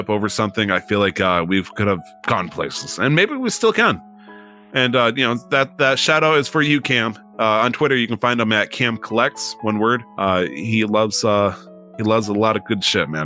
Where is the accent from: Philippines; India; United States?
United States; I'm American